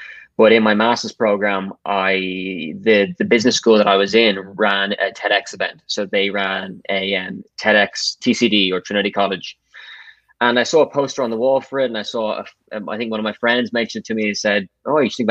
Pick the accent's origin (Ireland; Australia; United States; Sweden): Ireland; Dublin, Leinster; I grew up and born in Dublin, so I haven't left